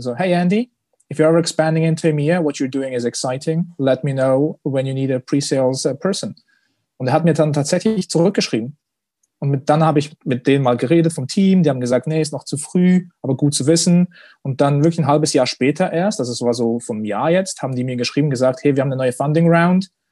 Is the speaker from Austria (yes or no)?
no; Switzerland; als stolzer Schweizer